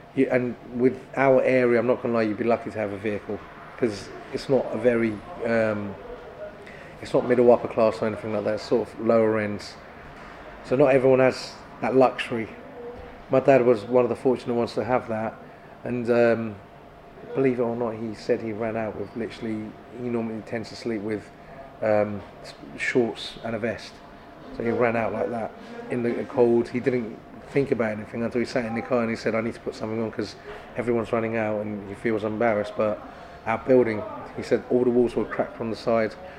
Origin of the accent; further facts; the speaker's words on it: Turkey; now in Kent, United Kingdom; my hometown because I love the lake